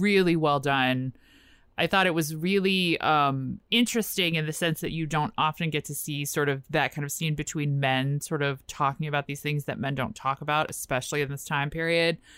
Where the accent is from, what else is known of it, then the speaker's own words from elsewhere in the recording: Richmond, Virginia, United States; now in Washington, D.C., United States; I grew up in Richmond